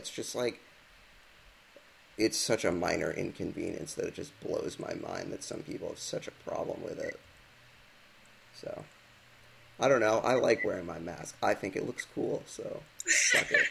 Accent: United States

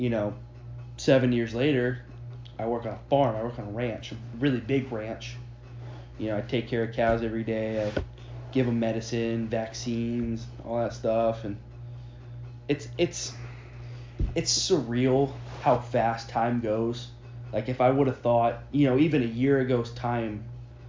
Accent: Florida, United States; growing up in Florida

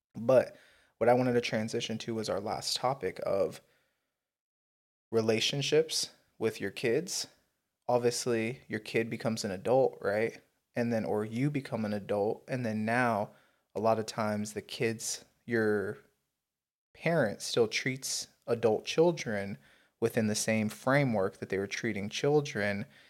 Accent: United States; I'm an American. Yes, Native American, yes, African American. Yeah, white, you know, but guess what? American

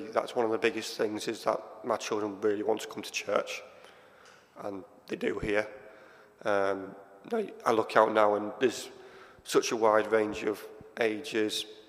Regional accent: Hull, Yorkshire and the Humber, United Kingdom; moved away as an adult; now in Sheffield, United Kingdom; I'm originally from Hull. I came to Sheffield as a student 20 years ago now. And never left.

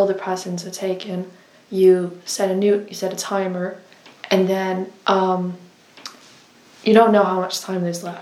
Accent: Denmark; now in United Kingdom; I am from Denmark

